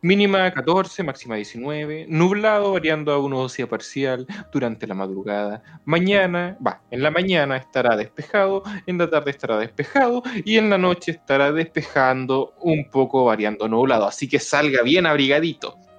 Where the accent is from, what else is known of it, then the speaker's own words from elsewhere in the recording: Antofagasta, Chile; Yo soy de Antofagasta